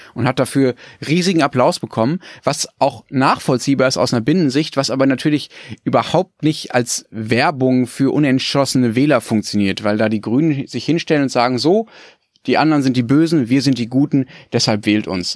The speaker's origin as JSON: {"language": "German", "country": "Germany", "said": "bei uns in Deutschland"}